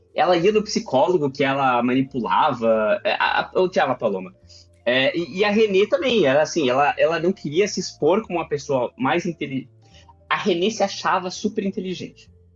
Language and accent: Portuguese; Brazil; nós, como brasileiros